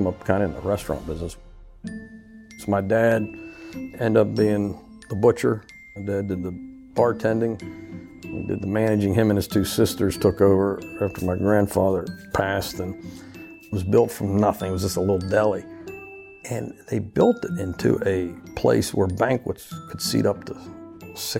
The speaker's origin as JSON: {"language": "English", "town": "Uniontown", "region": "Pennsylvania", "country": "United States", "moved": "yes", "lives_now": "Louisiana, United States", "said": "I am from Uniontown, Pennsylvania."}